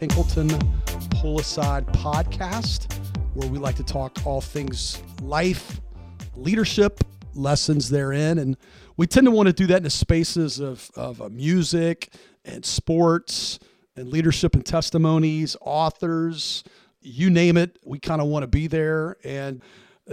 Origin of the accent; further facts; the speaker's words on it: Tennessee, United States; now in Ohio, United States; I'm from Tennessee